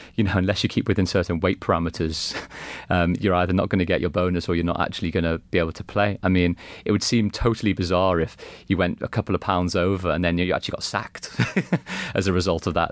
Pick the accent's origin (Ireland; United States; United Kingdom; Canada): United Kingdom; Liverpool, North West England; growing up in Liverpool as a kid